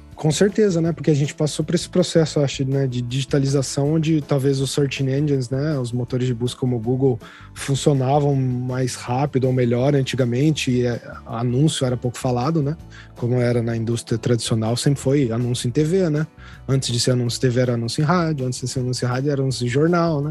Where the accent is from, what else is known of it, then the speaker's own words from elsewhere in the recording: São José dos Campos, São Paulo, Brazil; moved away as an adult; eu saí de São José dos Campos, que é a minha cidade natal, e fui para São Paulo mesmo, capital